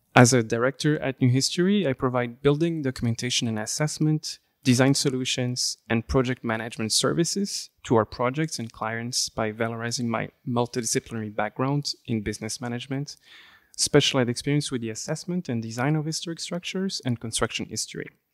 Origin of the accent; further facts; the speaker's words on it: Flemish Brabant, near Leuven, Flanders, Belgium; first language French; English is a second language; moved away; I am from, uh, Belgium, uh, from the Flemish Brabant area, near the area of Leuven, or Louvain in French. Um, I actually grew up in Belgium, um, and my, my mother tongue is French